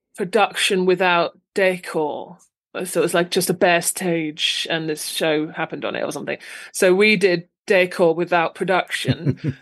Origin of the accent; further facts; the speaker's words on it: Luton, East of England, United Kingdom; moved away as an adult; also born or lived in London; now in Folkestone, United Kingdom; originally I'm from Luton um, in Bedfordshire, uh, so I was there till I was like, you know, uni